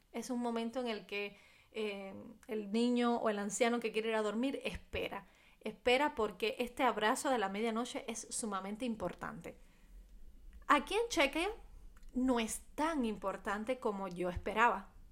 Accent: Cuba; en mi país

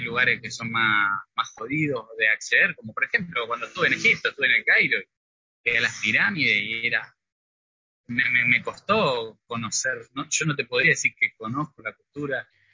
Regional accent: Río Negro, Argentina; moved away as an adult; also born or lived in Rosario / France; Y yo soy de Río Negro, eh, del sur, pero estudié en, la Universidad Nacional de Rosario psicología.

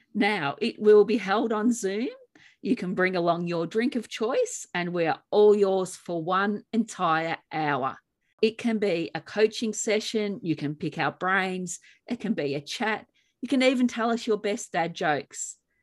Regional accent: Australia; in Australia, we say tomatoes.

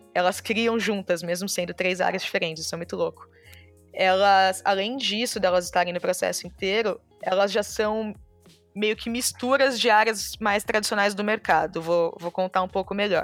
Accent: São Paulo, Brazil; eu nasci na Zona Leste de São Paulo

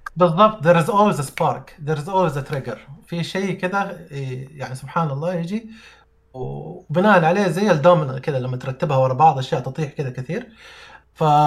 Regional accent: Saudi Arabia; أنا من مواليد السعودية وما خرجت من السعودية.

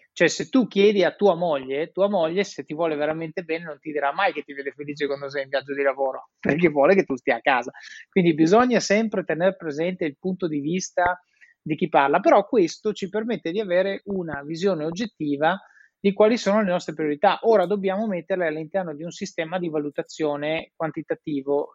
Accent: Italy; moved away as an adult; also born or lived in Switzerland / England / Netherlands / Rome; sono in Italia, paese meraviglioso, vivo a Roma

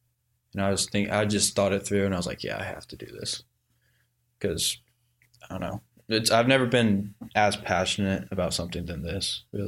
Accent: Noblesville, Indiana, United States; moved away as an adult; Noblesville. It's my hometown

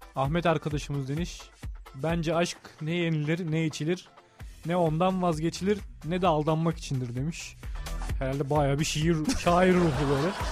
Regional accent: Hatay, Turkey; also born or lived in Kahramanmaraş; Aslen Kahramanmaraş şimdi Hatay doğumluyum

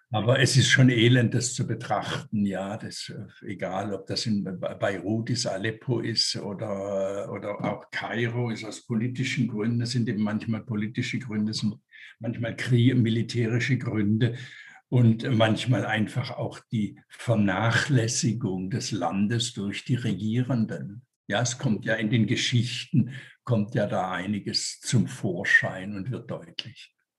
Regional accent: Tübingen, Baden-Württemberg, Germany; moved away as an adult; also born or lived in Zurich, Switzerland; now in Switzerland; als Junge in den 50er Jahren in Tübingen zum Beispiel, wo ich aufgewachsen bin.

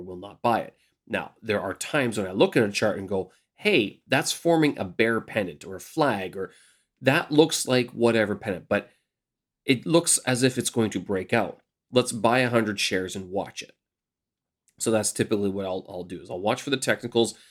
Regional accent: Canada; moved away as an adult; now in Beijing, China; I'm your Canadian expat here in Beijing, China

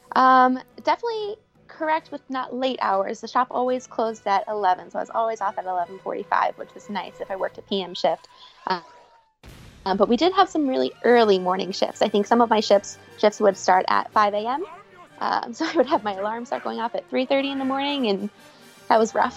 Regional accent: Cincinnati, Ohio, United States; also born or lived in Florida; I'm from Cincinnati. My family is from here. We're all, you know, five minutes away from each other

